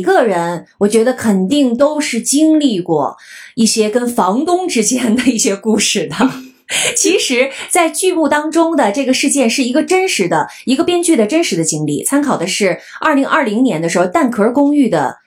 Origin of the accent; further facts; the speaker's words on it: Harbin, Heilongjiang, China; moved away as an adult; also born or lived in Beijing / United States; now in Tokyo, Japan; 我是哈尔滨人，我当过北片儿，当过美片儿，当过现在是日片儿